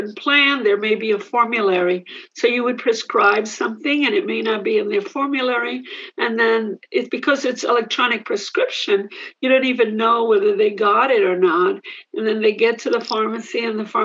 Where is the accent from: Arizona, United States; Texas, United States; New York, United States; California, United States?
New York, United States; New York City; also born or lived in Puerto Rico; I grew up in Manhattan